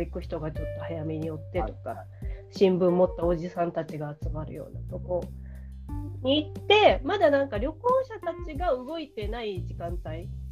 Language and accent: Japanese; Ehime, Japan; 私の地元の愛媛